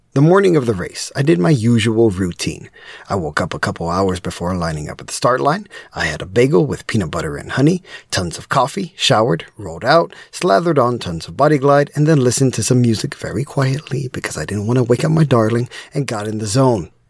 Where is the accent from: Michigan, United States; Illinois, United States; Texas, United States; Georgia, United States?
Texas, United States; As a proud Texan